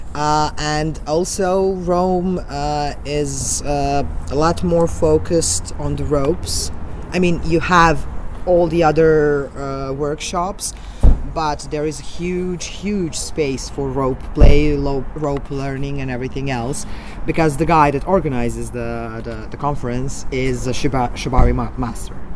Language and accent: English; Belgrade, Serbia; from Belgrade